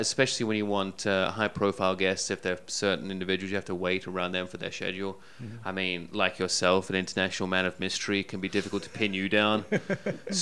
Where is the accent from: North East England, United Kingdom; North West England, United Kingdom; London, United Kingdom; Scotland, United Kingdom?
North East England, United Kingdom; Middlesbrough; moved away; Originally from Middlesbrough in the northeast of England.